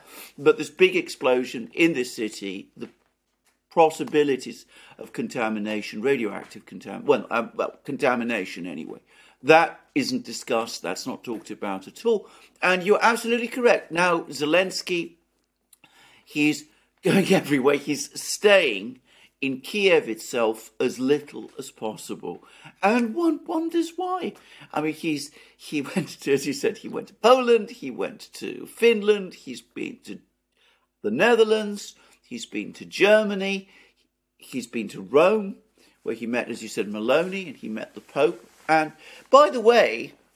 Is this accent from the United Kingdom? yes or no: yes; United Kingdom; as a British person